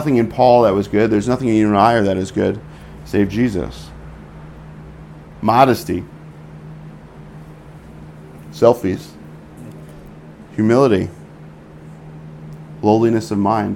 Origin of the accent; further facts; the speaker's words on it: New York, United States; moved away; As a New Yorker, I'm not that mild